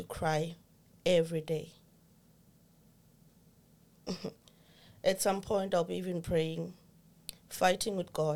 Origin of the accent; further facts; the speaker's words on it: Zimbabwe; moved away as an adult; now in Ireland; Originally, I'm from Zimbabwe. Now I reside here in Ireland.